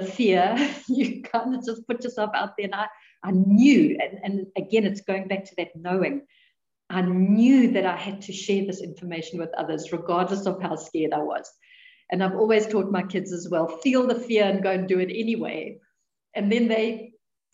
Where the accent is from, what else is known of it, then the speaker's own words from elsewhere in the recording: South Africa; we're South African